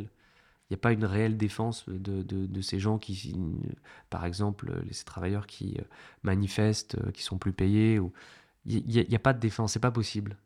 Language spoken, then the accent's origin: French; France; en tant que Français